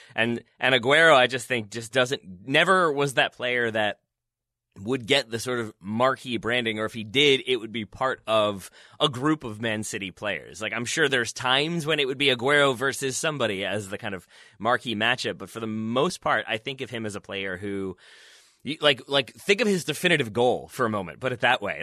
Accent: United States; as an American

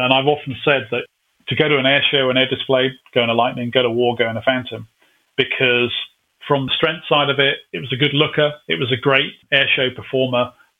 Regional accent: United Kingdom; Again, being typically British, we put the Genie nuclear missile and we actually fitted it onto the side of the fuel tank.

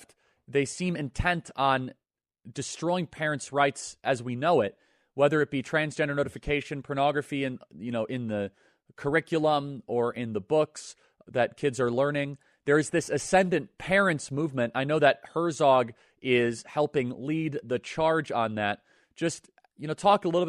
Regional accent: Illinois, United States; my home state.

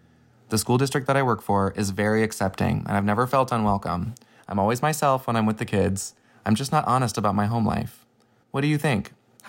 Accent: Des Moines, Iowa, United States; I'm from Des Moines, Iowa, and my pronouns are he, him.

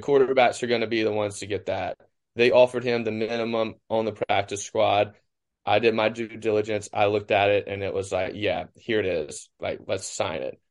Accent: Cleveland, Mississippi, United States; I was in Cleveland, my hometown, where Delta State is

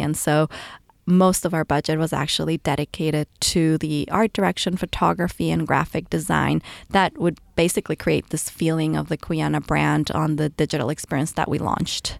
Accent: Ecuador; moved away as an adult; now in United States; I was raised in Ecuador and moved to the U S, um, for college

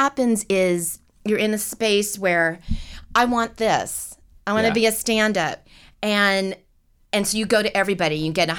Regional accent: Seattle, Washington, United States; also born or lived in Los Angeles; And so I grew up in Seattle. I went back to Seattle after college. I am an LA native. There's very few of us.

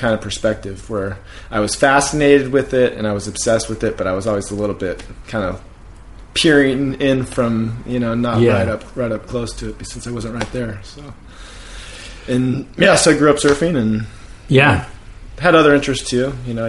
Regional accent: Orange, California, United States; So I grew up in Orange, city of Orange, which is like 30 minutes from the beach.

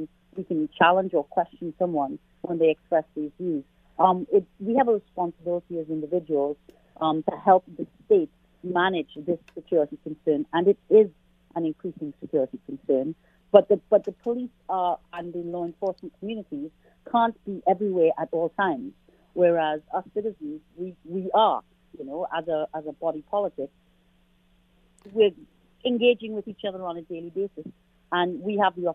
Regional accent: Canada; as a Canadian

